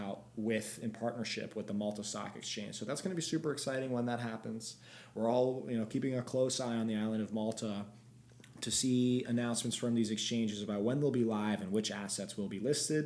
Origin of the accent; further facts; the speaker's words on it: Belgium; I'm from Belgium